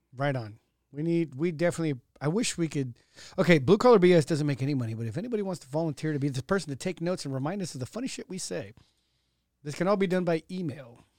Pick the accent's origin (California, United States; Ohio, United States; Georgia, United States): California, United States; Modesto; I was born in Modesto